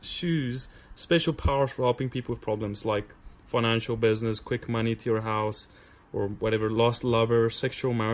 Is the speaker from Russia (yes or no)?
no; South Africa; But I grew up in South Africa, the tip of Africa